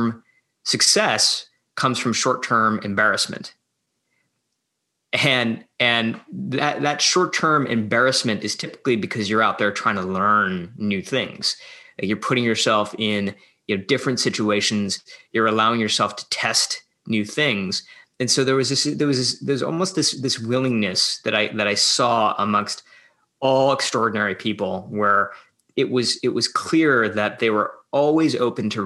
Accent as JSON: {"language": "English", "region": "Midwest", "country": "United States", "moved": "as an adult", "lives_now": "San Francisco, United States", "said": "I'm originally from the Midwest"}